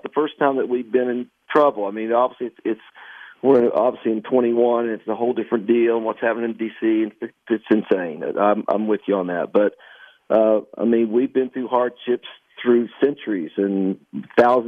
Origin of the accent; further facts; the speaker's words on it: Canova, West Virginia, United States; my hometown of Canova, West Virginia